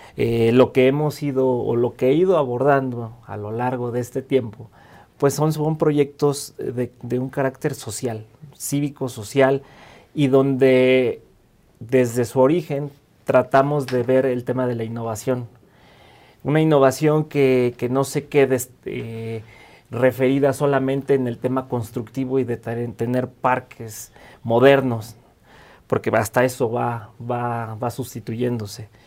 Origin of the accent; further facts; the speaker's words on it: Mexico City, Mexico; also born or lived in Michoacán; yo nací en Michoacán, eh, soy michoacano de nacimiento. Y llegué a la Ciudad de México muy temprano, eh, prácticamente viví y crecí en esta ciudad